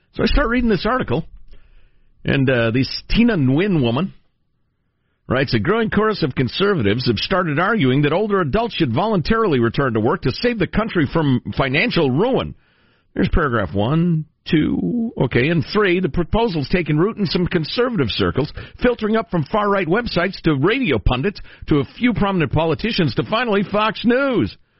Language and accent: English; Italy; I was born in Italy myself.